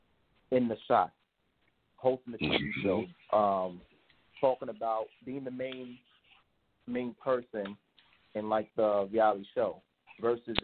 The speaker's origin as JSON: {"language": "English", "country": "Jamaica", "said": "I'm Jamaican"}